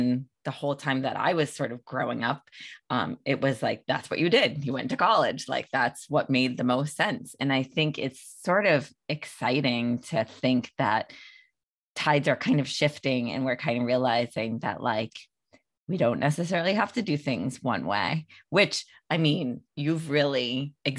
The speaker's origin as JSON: {"language": "English", "area": "outside of Boston", "region": "Massachusetts", "country": "United States", "said": "I'm from outside of Boston"}